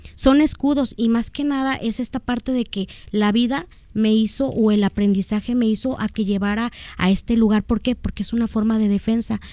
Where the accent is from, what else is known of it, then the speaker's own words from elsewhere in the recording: Guadalajara, Jalisco, Mexico; soy de aquí de Guadalajara, Jalisco.